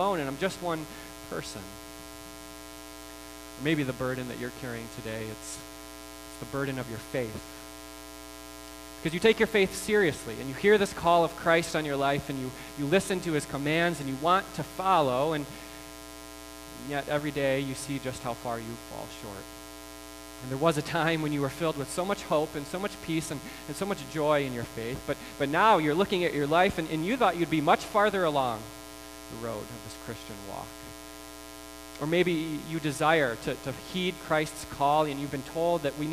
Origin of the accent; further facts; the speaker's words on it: United States; We are American